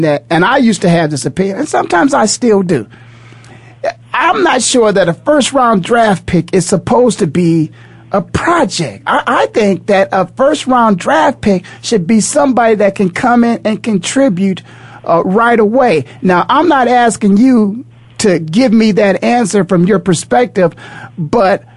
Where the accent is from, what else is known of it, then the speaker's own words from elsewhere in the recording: Canton, Ohio, United States; born and raised in Canton, Ohio, going to Ohio State, going back and playing for the Cleveland Browns.